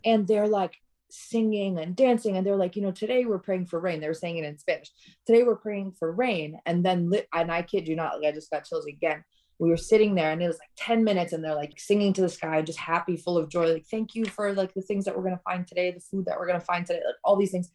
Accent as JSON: {"language": "English", "town": "Tirana", "region": "Tirana County", "country": "Albania", "tie": "born or raised there", "moved": "yes", "said": "I was born in Albania, in Tirana"}